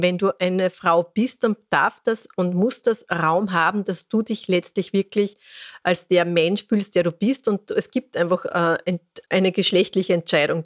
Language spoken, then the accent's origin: German; Austria; Bei uns in Österreich